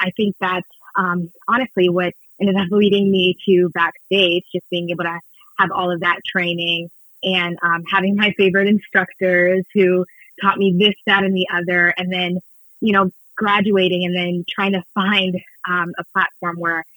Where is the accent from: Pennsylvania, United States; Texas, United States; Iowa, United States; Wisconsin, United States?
Texas, United States; Houston; moved away as an adult; also born or lived in New York City; I'm originally from Houston, Texas, born and raised, and I moved to New York City when I was 18